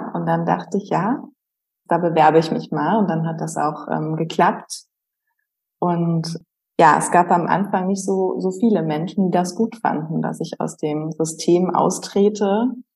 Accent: Berlin, Germany; moved away as an adult; also born or lived in Heidelberg / Pforzheim; als Berlinerin

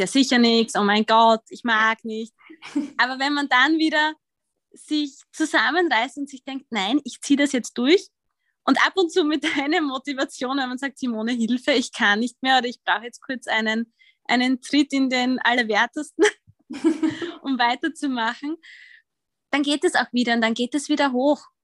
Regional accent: Austria; accent: Austrian; ich bin Österreicherin, wie man wahrscheinlich hört

